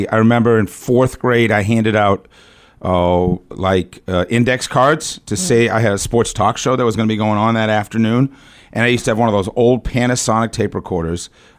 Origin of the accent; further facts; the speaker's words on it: Boston, Massachusetts, United States; now in Atlanta, United States; So I was born in Boston, Massachusetts, one of the great sports towns in America.